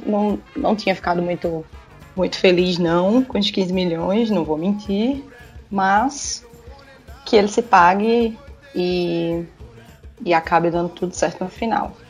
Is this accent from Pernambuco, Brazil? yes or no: yes; Recife, Pernambuco, Brazil; sou de Recife